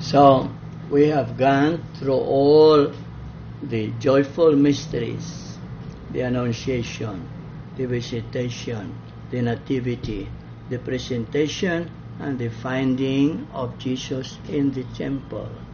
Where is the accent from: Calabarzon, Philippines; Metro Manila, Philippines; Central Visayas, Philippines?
Central Visayas, Philippines; Balamban; in my hometown, Balamban, we lived in a barangay of the Poblacion in Baliwagan.